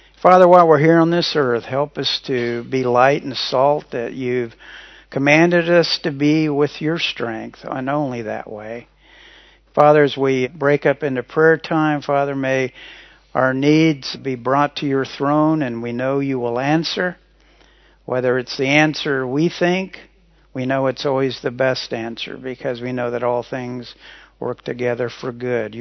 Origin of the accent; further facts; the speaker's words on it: Kansas, United States; Carol and I both grew up in Kansas.